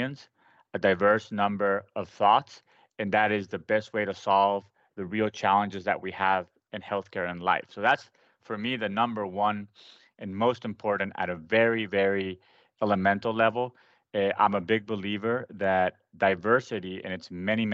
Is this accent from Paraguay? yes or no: yes; Paraguay; first language Spanish; English is a second language; moved away as an adult; now in United States; I grew up in South America, in Paraguay, after having lived in the United States from birth to I was 6 or 7, and decided to go to med school in Paraguay